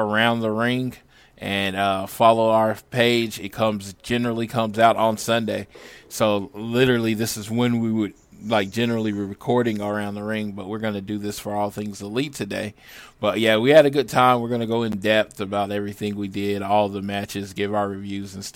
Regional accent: Oklahoma, United States; we're from Oklahoma. Mexican food's kind of popular there.

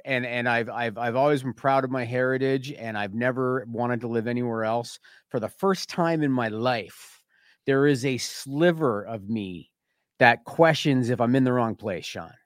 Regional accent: Canada; I'm Canadian

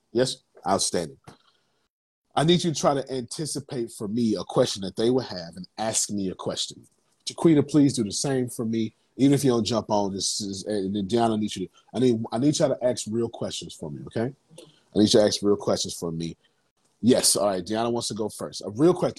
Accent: Texas, United States; I'm from Texas

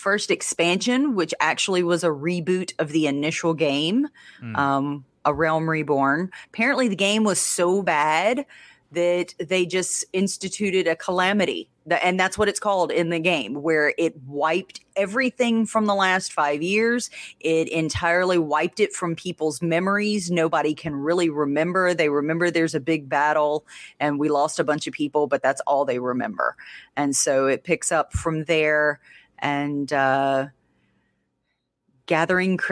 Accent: Louisiana, United States; accent: Louisiana redneck; my redneck accent

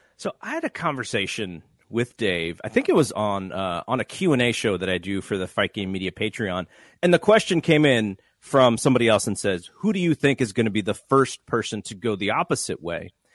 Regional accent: Santa Clara, California, United States; my hometown

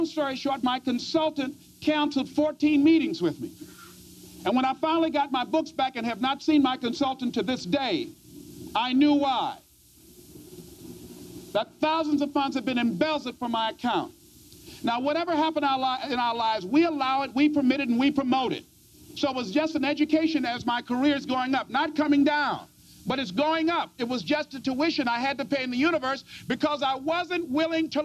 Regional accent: Miami, Florida, United States; I was born in Liberty City

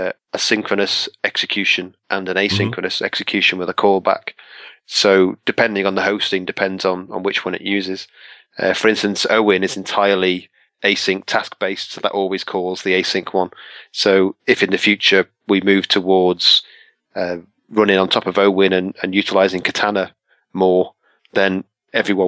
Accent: England, United Kingdom; I'm English

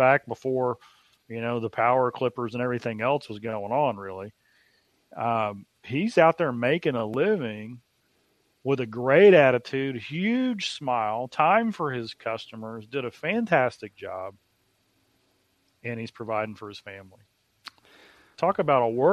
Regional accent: Dallas, Texas, United States; growing up on Dilbeck Lane in Dallas, Texas, being 7, 8, 9 years old

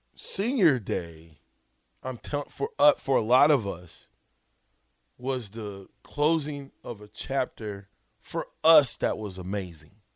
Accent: Omaha, Nebraska, United States; I'm from Omaha

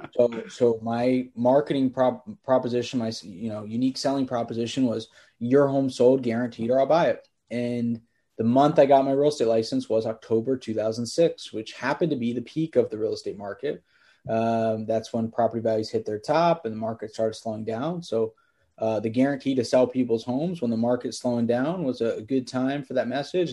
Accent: Bethlehem, Pennsylvania, United States; So I grew up in Bethlehem, Pennsylvania, is where I started the company, hour north of Philadelphia.

